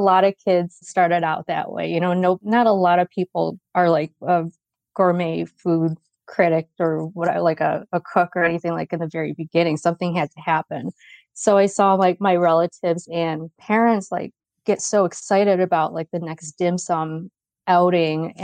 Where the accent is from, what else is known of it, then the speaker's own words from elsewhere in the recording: Rochester, New York, United States; also born or lived in California; now in Atlanta, United States; I was born and raised in Rochester, New York